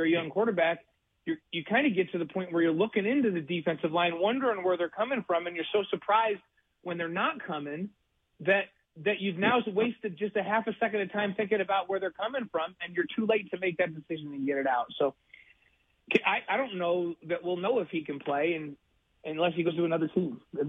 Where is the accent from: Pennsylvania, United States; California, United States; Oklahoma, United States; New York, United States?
New York, United States; moved away; my home state, and the Buffalo Bills.